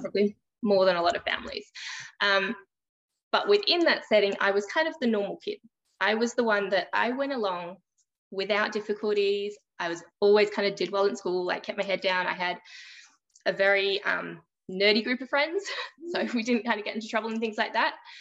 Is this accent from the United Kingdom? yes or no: no; Australia; I am from Australia. So I live on the East Coast, just a bit north of Sydney